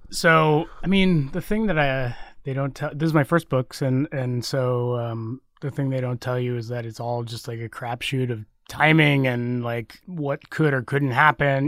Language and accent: English; Texas, United States; now in San Francisco, United States; I grew up in Texas